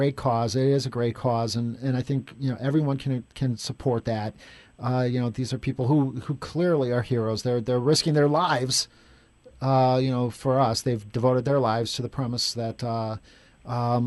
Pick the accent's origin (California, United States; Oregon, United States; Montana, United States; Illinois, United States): Illinois, United States; Chicago; I grew up in Chicago my whole life, but now I live downtown